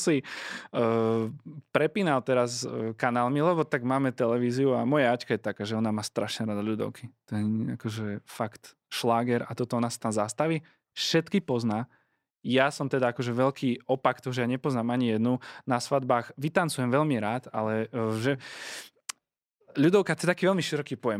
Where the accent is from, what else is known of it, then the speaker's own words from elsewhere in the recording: Prievidza, Trenčín Region, Slovakia; moved away; spoločenstvo PR, odkiaľ pochádzam